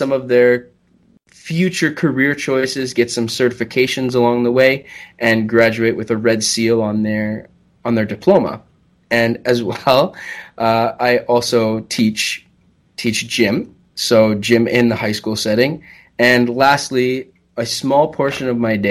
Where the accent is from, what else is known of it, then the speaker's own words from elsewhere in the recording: Chatham, Ontario, Canada; also born or lived in Ottawa, Canada / Owen Sound, Canada; I'm originally from Chatham, Kent. I grew up in a very small town, maybe about 5,000-6,000 people.